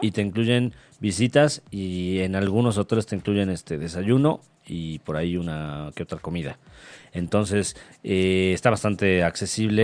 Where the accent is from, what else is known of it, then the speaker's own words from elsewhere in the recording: Mexico; como mexicanos